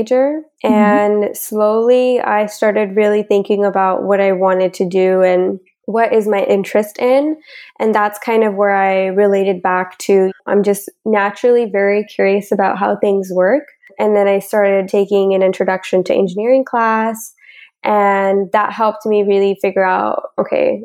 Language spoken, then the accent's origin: English; Bakersfield, California, United States; moved away as an adult; also born or lived in Long Beach, California; now in Vancouver, Canada; I grew up in Bakersfield, California with my parents and three younger sisters